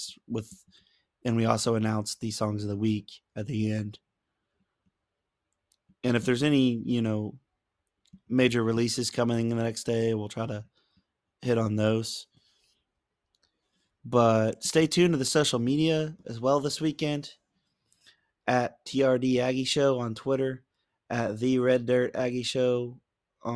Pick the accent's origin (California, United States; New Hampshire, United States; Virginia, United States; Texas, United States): Texas, United States; Spring; now in Magnolia, United States; I went to high school in Spring, which isn't quite Houston, but you know, it's north Houston, like a suburb